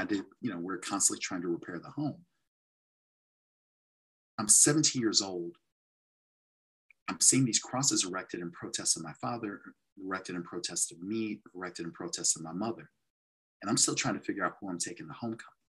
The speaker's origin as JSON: {"language": "English", "town": "St. Louis", "region": "Missouri", "country": "United States", "tie": "born or raised there", "also_born_or_lived": "Dubuque, Iowa", "said": "I grew up in St. Louis"}